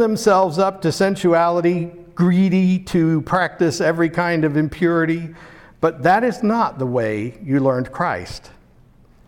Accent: Pittsburgh, Pennsylvania, United States; That's a word I grew up with in Pittsburgh

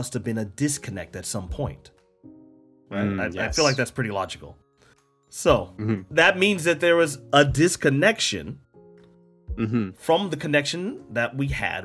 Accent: United States; me as an American

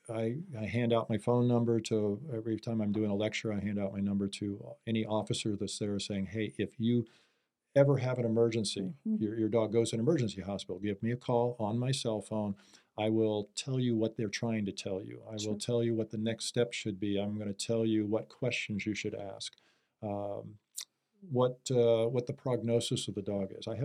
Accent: Wahoo, Nebraska, United States; moved away as an adult; also born or lived in Kansas / Las Vegas; now in Arizona, United States; my hometown is Wahoo

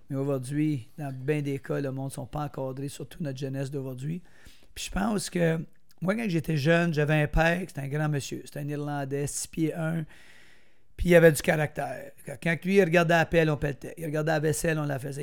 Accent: Brownsburg-Chatham, Quebec, Canada; je viens d'Argenteuil. J'étais un petit gars de Brownsburg.

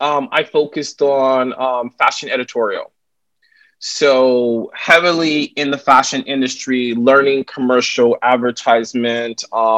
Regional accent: the South, United States; growing up in the South, you know, I had a teacher to call me the N-word

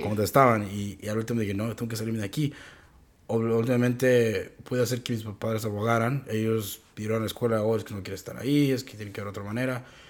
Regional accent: Mexico; moved away; yo siendo una persona mexicana

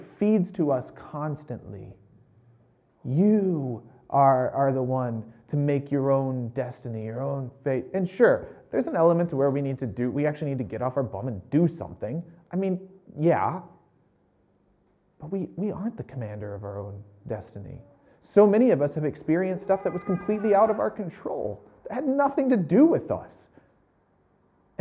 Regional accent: United States; I'm American

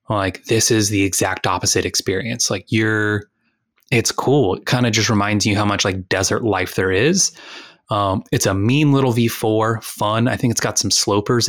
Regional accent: United States; we're all from Texas and Louisiana

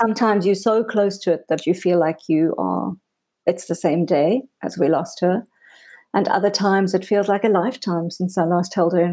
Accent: South Africa; also born or lived in Cape Town; I was born in South Africa. I live in a beautiful city called Cape Town.

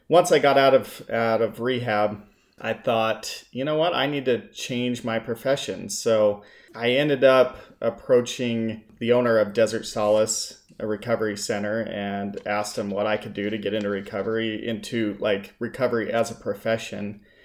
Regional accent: Salt Lake City, Utah, United States; moved away as an adult; also born or lived in Las Vegas, Nevada / Saint George, Utah; I grew up in Salt Lake City, Utah

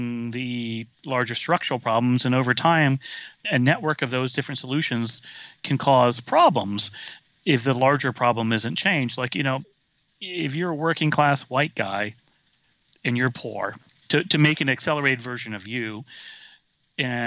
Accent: the rural South, United States; moved away; I grew up in the South, rural South in the 70s

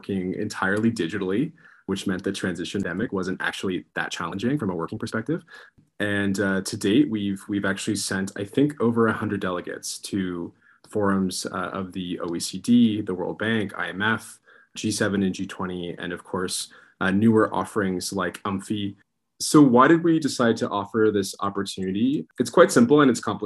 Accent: Mississauga, Ontario, Canada; I'm from the part of Canada that's the traditional territories of the Haudenosaunee and Anishinaabe and Mississaugas, currently known as Mississauga

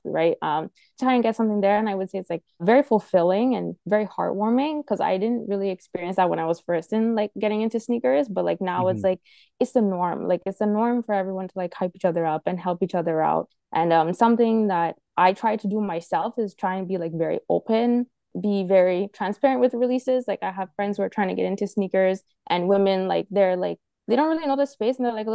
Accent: Toronto, Ontario, Canada; as a Canadian

